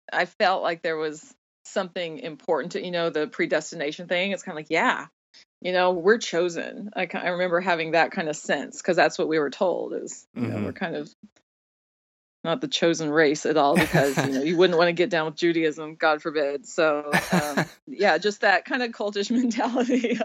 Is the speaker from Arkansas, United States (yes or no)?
yes; Fayetteville, Arkansas, United States; also born or lived in Fort Collins, Colorado / Oklahoma; I grew up in Arkansas, mostly. I was born in Fort Collins, Colorado